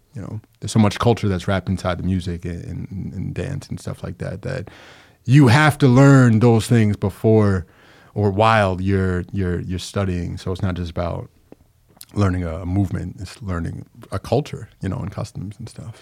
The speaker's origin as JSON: {"language": "English", "area": "Long Island", "region": "New York", "country": "United States", "moved": "as an adult", "lives_now": "Capital Region, New York, United States", "said": "I'm actually from Long Island, but I've been here since like 2011."}